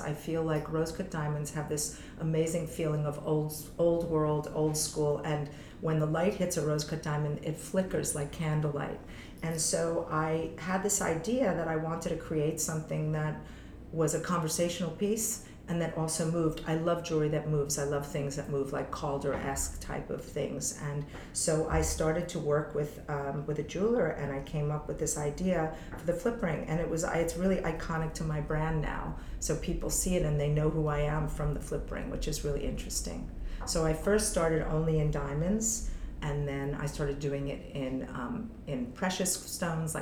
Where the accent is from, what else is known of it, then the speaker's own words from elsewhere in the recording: New York City / upstate New York, United States; I was born in New York City, and I was here until I was 8, and then my parents decided to drop out of New York and move to upstate New York